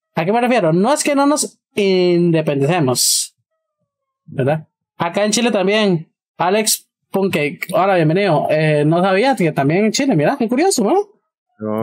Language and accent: Spanish; Costa Rica; nosotros como costarricenses